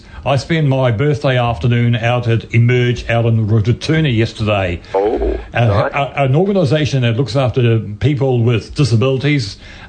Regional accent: Cambridge, East of England, United Kingdom; discussion on Cambridge yesterday with some of the people there of this thing yesterday. Still a good town, my hometown.

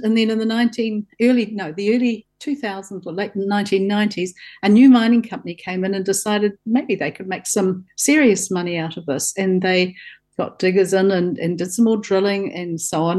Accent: Southland, New Zealand; I grew up in Southland on a farm

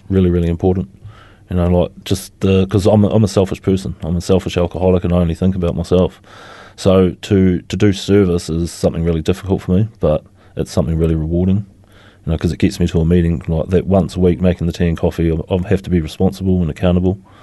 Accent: Christchurch, Canterbury, New Zealand; also born or lived in Motueka / Dunedin; I was born here in Christchurch. Um, I lived my teenage years in Motueka and I spent the last fifteen years previous to coming back to Christchurch in Dunedin.

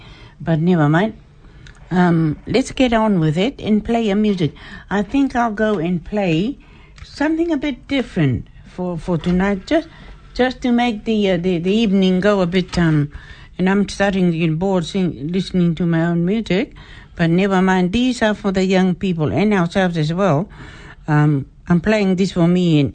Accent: Niue

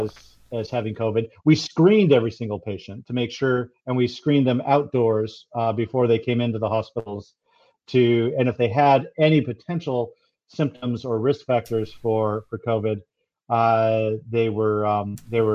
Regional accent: United States; moved away as an adult; now in New Zealand; you can tell from my accent, I've come here from the US

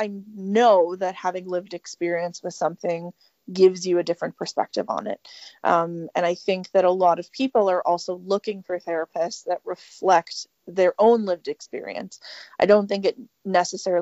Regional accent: Canada; also born or lived in Edmonton, Alberta; I am a Canadian. I practice in Edmonton, Alberta

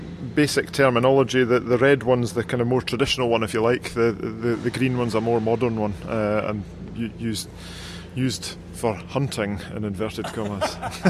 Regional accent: Scotland, United Kingdom; moved away as an adult; now in Dunedin, New Zealand

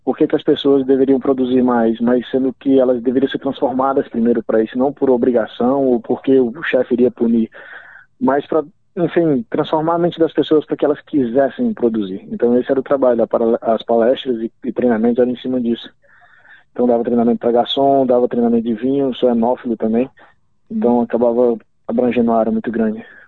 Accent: Natal, Rio Grande do Norte, Brazil; moved away as an adult; also born or lived in São Paulo / São José; now in New Zealand; Eu sou de Natal, Rio Grande do Norte

